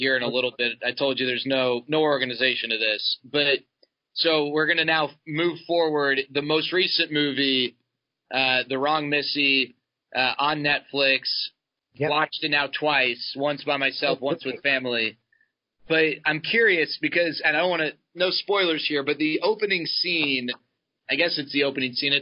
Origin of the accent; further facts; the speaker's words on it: Dallas, Texas, United States; moved away as an adult; also born or lived in California; it wasn't like I was running away from Dallas, like, eager to get to college immediately. I enjoyed high school. I enjoyed, you know, growing up in that area